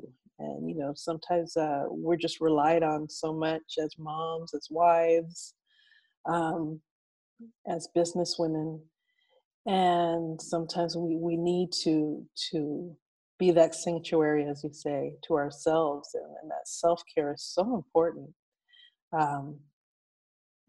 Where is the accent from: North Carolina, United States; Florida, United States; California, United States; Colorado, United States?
California, United States; Pasadena; I grew up in Pasadena, which is part of Los Angeles County.